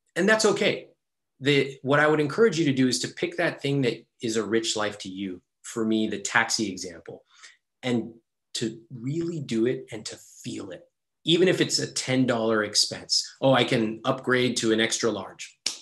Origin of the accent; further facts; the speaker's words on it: Sacramento, California, United States; I grew up in Sacramento